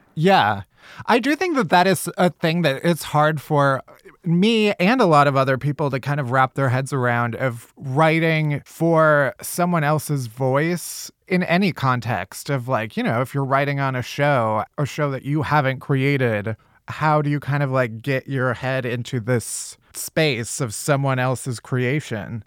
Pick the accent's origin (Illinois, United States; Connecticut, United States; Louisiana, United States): Illinois, United States; Chicago; I'm also from Chicago. South